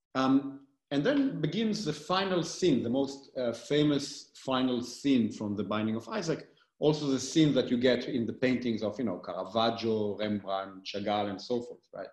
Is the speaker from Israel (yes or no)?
yes; Galilee, Northern District, Israel; moved away as an adult; also born or lived in Tel Aviv / New Haven / Berlin / Heidelberg; now in New York City, United States; I born and raised in Israel. I, uh, um, I grew up in the Galilee, in a very small place on a mountain in the Galilee